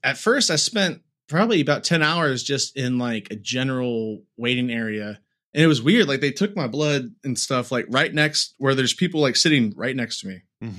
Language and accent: English; United States; I'm an American. That I'm born in a place, and I live in a place to where I have a hospital down the road